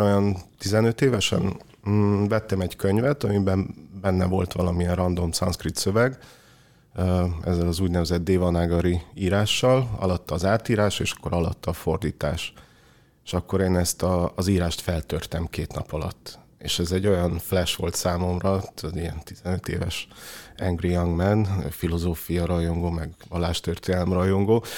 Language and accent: Hungarian; Cluj-Napoca, Cluj County, Romania; moved away; én ugye Kolozsváron nőttem fel